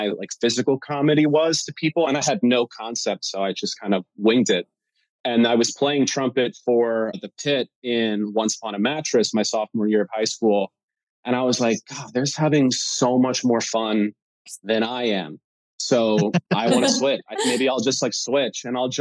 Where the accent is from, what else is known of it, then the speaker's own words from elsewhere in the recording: Ottsville, Pennsylvania, United States; I'm from Pennsylvania